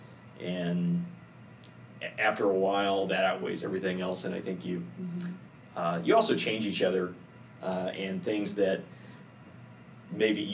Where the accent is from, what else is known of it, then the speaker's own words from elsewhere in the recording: Texas, United States; moved away as an adult; also born or lived in Minot, North Dakota; I grew up in Texas my whole life